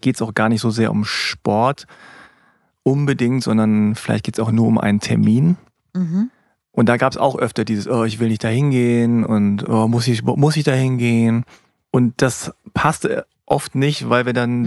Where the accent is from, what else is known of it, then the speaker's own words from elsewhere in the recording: Hanover, Lower Saxony, Germany; ich habe koreanische Wurzeln, meine Eltern kommen aus Korea, ich bin aber in Hannover geboren.